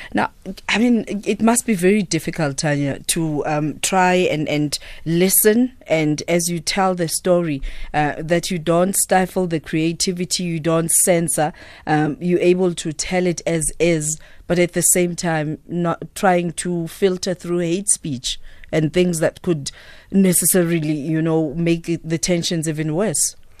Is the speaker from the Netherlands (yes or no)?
no; South Africa; as South Africans